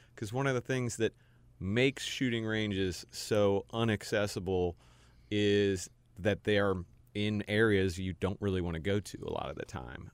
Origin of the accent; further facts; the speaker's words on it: Cincinnati, Ohio, United States; moved away as an adult; also born or lived in Texas / Houston / Durham / Nashville; now in Charlotte, United States; I grew up in Cincinnati, went to Duke for undergrad